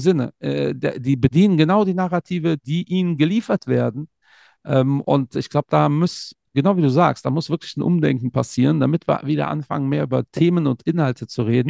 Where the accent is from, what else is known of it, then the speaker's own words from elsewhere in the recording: Cologne, North Rhine-Westphalia, Germany; also born or lived in Portugal; ich identifiziere mich ja zu 100 Prozent als Kölner